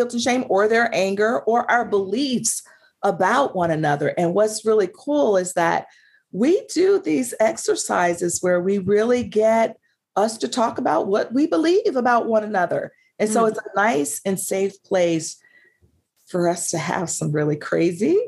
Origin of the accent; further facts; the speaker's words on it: the South, United States; I'm a Southerner